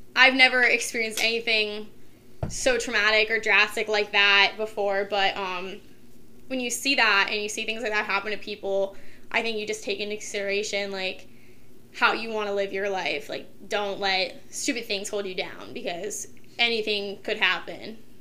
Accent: Kent, Ohio, United States; also born or lived in Streetsboro, Ohio; I lived in a town called Streetsboro, which was like one town over from Kent, but I went to Kent City schools and everything, did most of everything I did in Kent

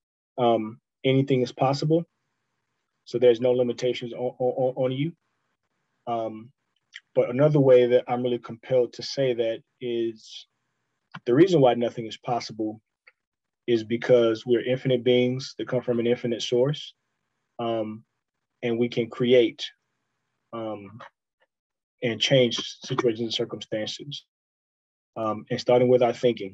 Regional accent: Houston, Texas, United States; also born or lived in Greenville, South Carolina; I grew up in Houston

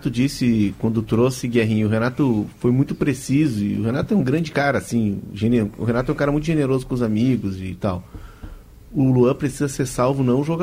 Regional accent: Rio Grande do Sul, Brazil; moved away; sou do Rio Grande do Sul, do sul do Brasil.

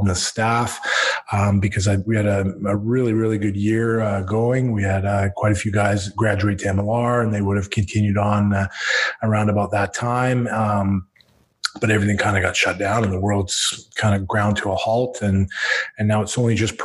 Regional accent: Squamish, British Columbia, Canada; Growing up in Squamish, there was no organized rugby here on the West Coast

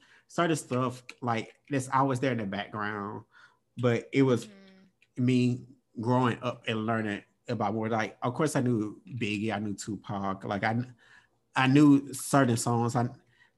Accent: Mississippi, United States; my family, I'm from Mississippi

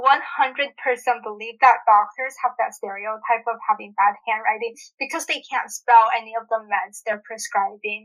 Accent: United States; I'm originally from the state

